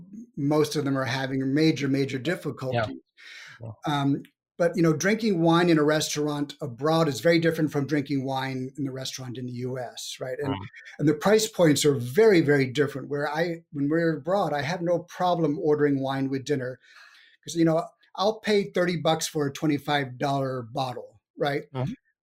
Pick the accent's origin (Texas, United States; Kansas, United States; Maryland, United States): Texas, United States; San Antonio; moved away; I'm from San Antonio originally